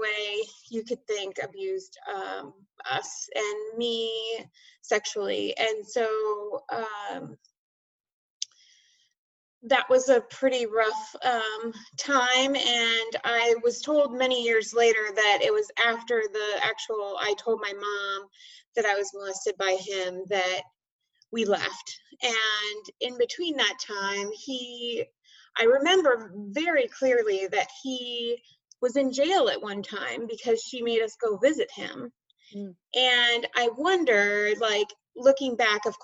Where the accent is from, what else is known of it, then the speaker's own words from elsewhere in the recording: Bay Area, California, United States; moved away as an adult; I grew up in the Bay Area, California, and until 3 years ago.